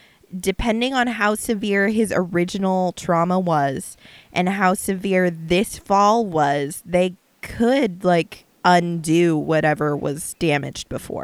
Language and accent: English; Florida, United States; We're from Florida.